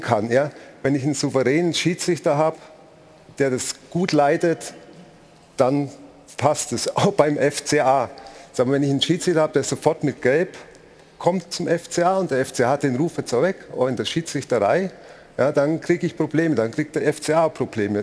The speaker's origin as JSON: {"language": "German", "town": "Augsburg", "region": "Bavaria", "country": "Germany", "tie": "born or raised there", "said": "als gebürtiger Augsburger"}